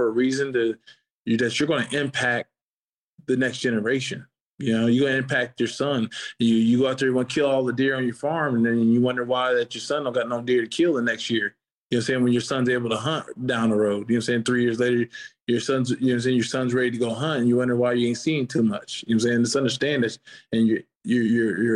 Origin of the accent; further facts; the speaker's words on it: Ohio, United States; moved away as an adult; I was being from Ohio